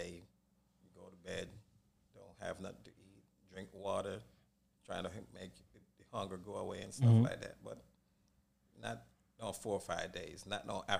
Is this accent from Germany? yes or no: no; Jamaica; You know, Yadi, man, Jamaican.